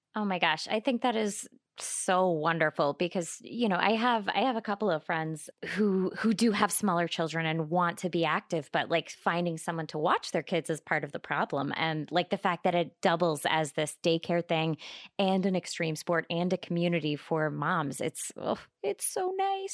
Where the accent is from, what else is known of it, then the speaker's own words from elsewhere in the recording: California, United States; I'm from California. I feel like there are very few places that I haven't been, uh, in my home state